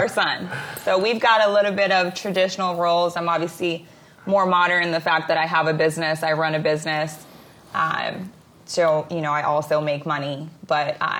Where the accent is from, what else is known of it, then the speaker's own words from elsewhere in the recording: Israel; also born or lived in Ukraine (parents); now in California, United States; I grew up in Israel